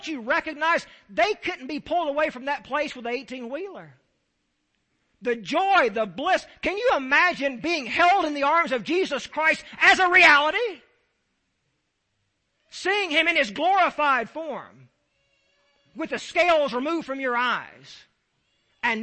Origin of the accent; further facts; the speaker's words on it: Deep South, United States; I'm from the Deep South.